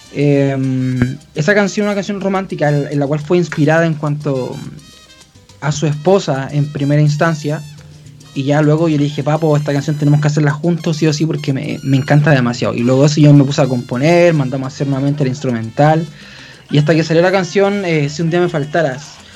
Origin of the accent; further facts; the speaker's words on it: Chile; aquí en mi país